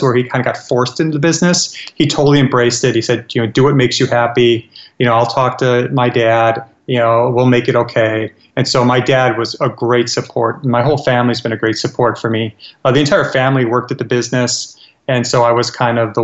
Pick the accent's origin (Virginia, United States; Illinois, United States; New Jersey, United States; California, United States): Illinois, United States; Chicago; the community I grew up in Chicago